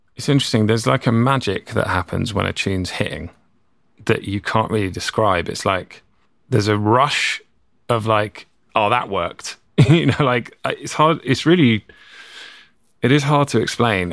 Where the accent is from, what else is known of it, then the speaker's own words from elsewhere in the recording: England, United Kingdom; moved away as an adult; now in California, United States; being English, growing up, we learned to speak a certain way